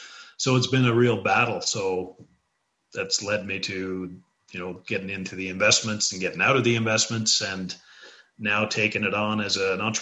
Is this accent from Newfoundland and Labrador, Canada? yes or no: yes; Newfoundland and Labrador, Canada; also born or lived in British Columbia; I grew up in Newfoundland.